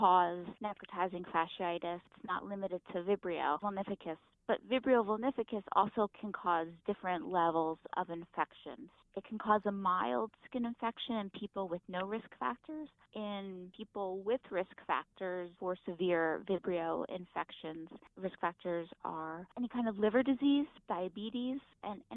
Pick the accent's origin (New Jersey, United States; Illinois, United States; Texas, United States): New Jersey, United States; I grew up in New Jersey